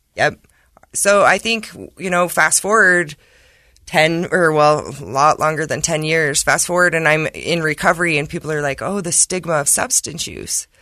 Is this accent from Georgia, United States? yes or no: no; Emery County, Utah, United States; I'm from Emory County, but I work in Carbon.